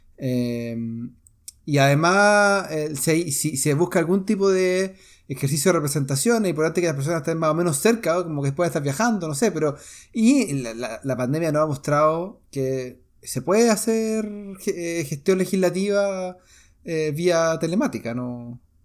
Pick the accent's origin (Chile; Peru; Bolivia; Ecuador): Chile; moved away; mi nacionalidad los derechos que tengo yo como nacional chileno